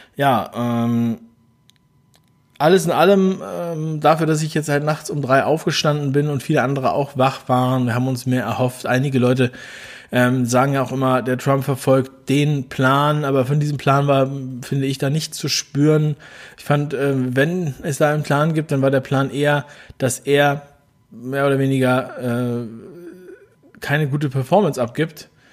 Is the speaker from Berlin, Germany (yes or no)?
yes; Berlin, Germany; ich bin ein Berliner, wie ihr wisst. Ein Ostberliner